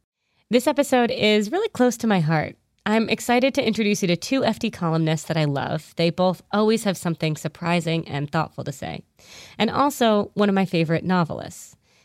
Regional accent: New England, United States; also born or lived in London; now in New York, United States; For instance, I live in New York. I grew up in New England. I have family in Greece and roots in Armenia. I've lived in London.

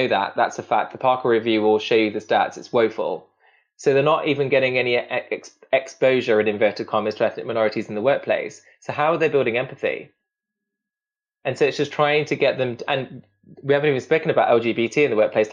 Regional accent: Derby, East Midlands, United Kingdom; I'm Indian, I'm Sikh, I'm working class, I'm from Derby

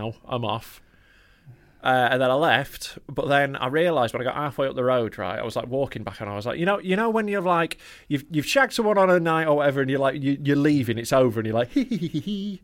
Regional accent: Knaresborough, Yorkshire and the Humber, United Kingdom; my hometown

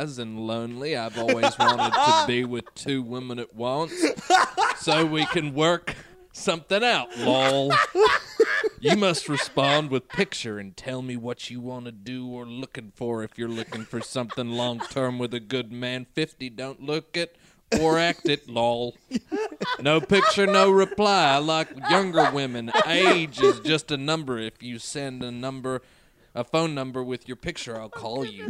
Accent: Texas, United States; I am American, I'm Texan

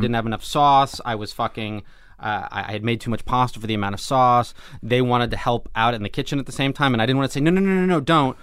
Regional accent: Los Angeles, California, United States; I grew up in Los Angeles

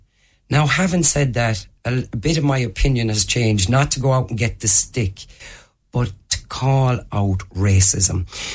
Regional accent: Limerick, Munster, Ireland; what it was like being the black person growing up in Limerick.

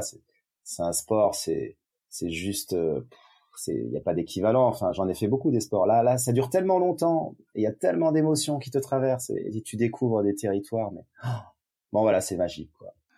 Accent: Yvelines, Paris region, Île-de-France, France; now in Avignon, France; je vis à Avignon dans le Vaucluse après avoir vécu mon enfance en région parisienne dans les Yvelines

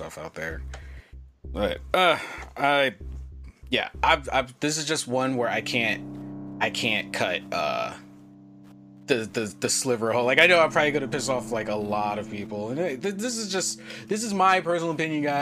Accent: United States; also born or lived in Japan; I'm American

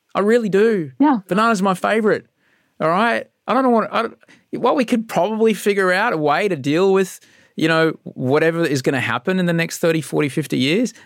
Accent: Queensland, Australia; I grew up in Queensland under the National Party

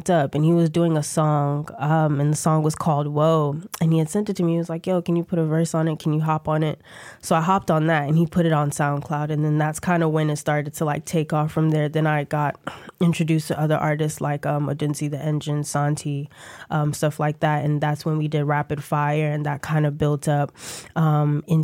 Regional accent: Ghana; also born or lived in New York / Atlanta / New Jersey; I'm from Ghana, so my whole family um, lives, resides in Ghana. I was born in New York and then went straight to Ghana. So I lived there till I was eight.

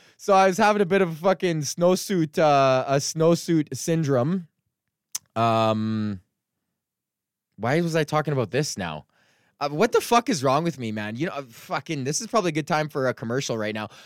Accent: Edmonton, Alberta, Canada; moved away; go back to my hometown

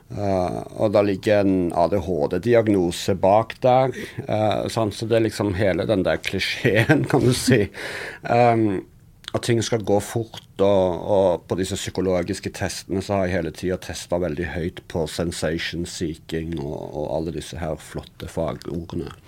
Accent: Sandnes, Rogaland, Norway; accent: Western Norwegian dialect; jeg er jo fra Sandnes, som du hører på dialekten min. Så er litt, det ligger en litt sånn rar vestlandsdialekt baki

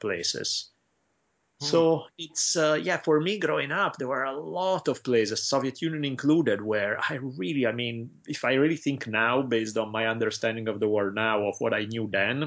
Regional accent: Italy; now in Los Angeles, United States; I had to do 5 years in Latin growing up in Italy

